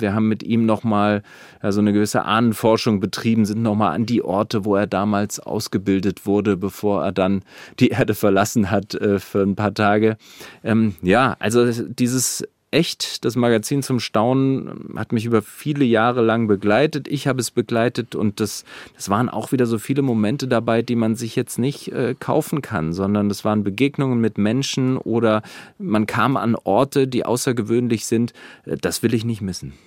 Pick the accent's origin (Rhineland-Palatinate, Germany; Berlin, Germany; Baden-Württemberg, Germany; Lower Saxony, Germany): Rhineland-Palatinate, Germany; Volcanic Eifel; now in Wiesbaden, Germany; das ist meine Heimat, dazu stehe ich und es ist sehr ländlich. Ich bin Landei